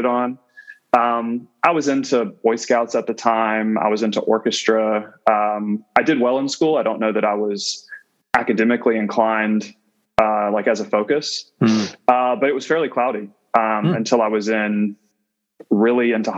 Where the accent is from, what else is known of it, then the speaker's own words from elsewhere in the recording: central Georgia, United States; growing up in Georgia, there's an ecosystem that surrounds you where football is primary, at least in the sort of central Georgian area that I'm from.